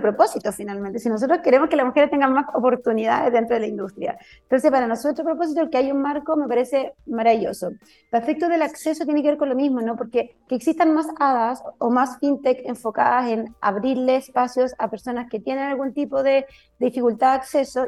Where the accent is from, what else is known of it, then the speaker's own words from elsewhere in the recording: Chile; somos chilenas